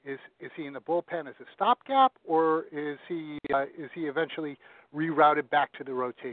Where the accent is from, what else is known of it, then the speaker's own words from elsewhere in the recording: Hoboken, New Jersey, United States; I'm from Boken.